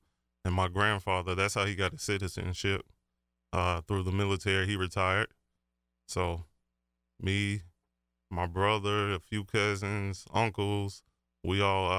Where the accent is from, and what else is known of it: Marion, South Carolina, United States